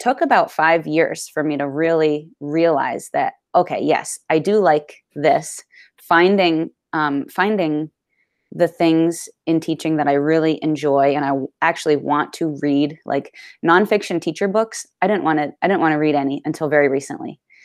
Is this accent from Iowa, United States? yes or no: no; Clarendon, Vermont, United States; I'm from Clarendon, Vermont.